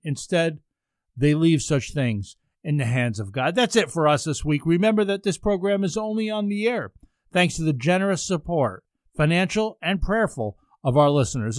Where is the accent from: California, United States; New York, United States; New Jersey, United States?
New York, United States; Ulster County; now in Rochester, United States; where I grew up in Ulster County